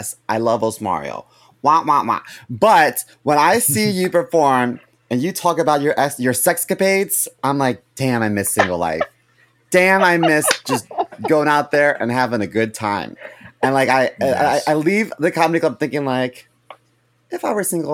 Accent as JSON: {"language": "English", "town": "Baltimore", "region": "Maryland", "country": "United States", "also_born_or_lived": "Chicago", "moved": "yes", "lives_now": "New York, United States", "said": "I'm from Baltimore City"}